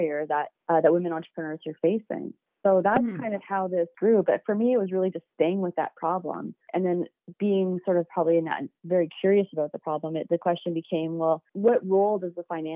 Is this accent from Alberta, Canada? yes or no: yes; Calgary, Alberta, Canada; I grew up in Calgary and I still call Calgary home.